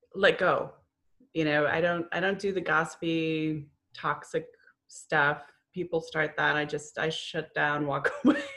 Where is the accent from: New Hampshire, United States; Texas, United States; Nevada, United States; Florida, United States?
Florida, United States; moved away as an adult; also born or lived in New England; I grew up in Florida, moved to New England, moved back